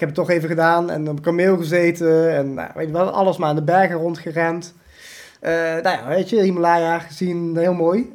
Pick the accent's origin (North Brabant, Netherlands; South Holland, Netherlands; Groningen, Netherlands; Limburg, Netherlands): Limburg, Netherlands; also born or lived in India; heel Nederlands. Limburg, zeg ik wel